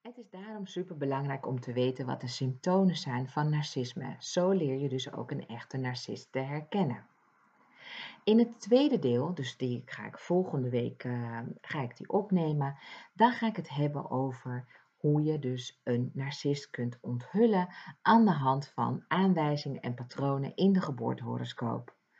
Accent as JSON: {"language": "Dutch", "area": "Ibiza", "region": "Balearic Islands", "country": "Spain", "tie": "born or raised there", "moved": "yes", "said": "eiland Ibiza, wat voor veel mensen bekend staat als een feesteiland, maar voor mij niet. Ik ben daarin opgegroeid"}